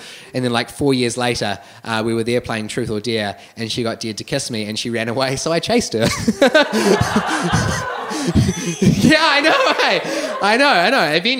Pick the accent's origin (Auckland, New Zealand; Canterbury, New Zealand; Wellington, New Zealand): Wellington, New Zealand; So I grew up here in Wellington my entire life, and so I made it my absolute goal that in my first year of university I'd move out of home.